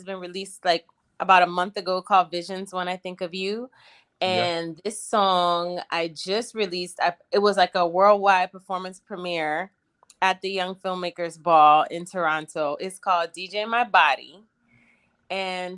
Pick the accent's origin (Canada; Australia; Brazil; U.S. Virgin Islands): U.S. Virgin Islands; Charlotte Amalie; now in Los Angeles, United States; I'm from originally St. Thomas, U.S. Virgin Islands, but I currently live in Los Angeles